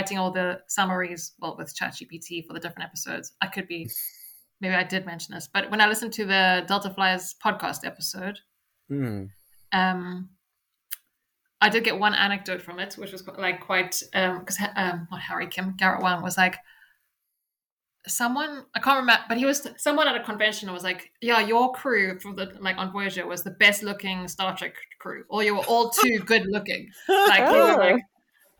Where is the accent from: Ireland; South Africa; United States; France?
South Africa; this radio station I listened to growing up in South Africa